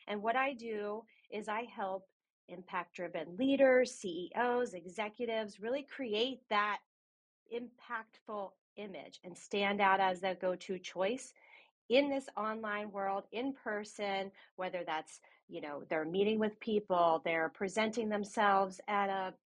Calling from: New York City, New York, United States; I'm calling in from New York City.

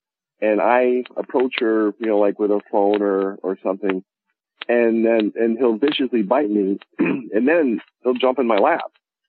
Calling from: Connecticut, United States; Terrafield, Connecticut. It's a little town near the top of the state.

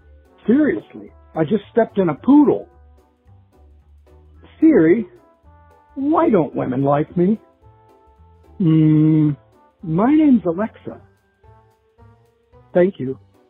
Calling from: St. Cloud, Minnesota, United States; I'm calling from St. Cloud, Minnesota.

